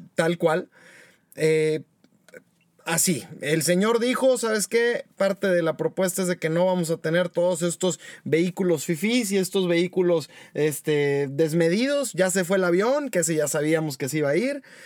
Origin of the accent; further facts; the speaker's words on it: Mexico; somos puros mexicanos responsables los que estamos aquí